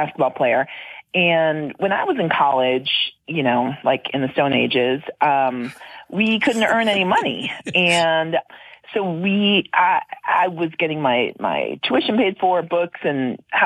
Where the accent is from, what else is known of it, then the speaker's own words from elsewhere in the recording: Wisconsin, United States; I'm from Wisconsin. So if somebody's from my area where I grew up